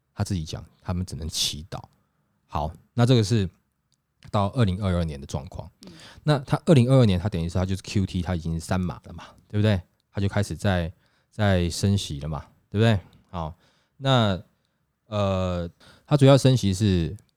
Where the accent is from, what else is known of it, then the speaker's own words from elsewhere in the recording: Taiwan; 我们台湾人